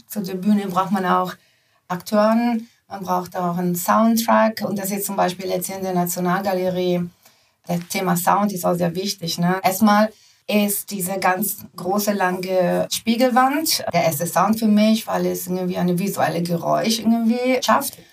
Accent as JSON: {"language": "German", "country": "Italy", "tie": "born or raised there", "moved": "yes", "said": "ich bin in Italien groß geworden"}